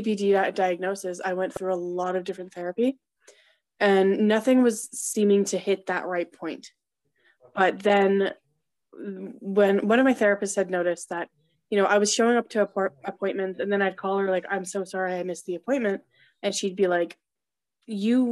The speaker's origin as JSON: {"language": "English", "country": "Canada", "said": "I'm from Canada"}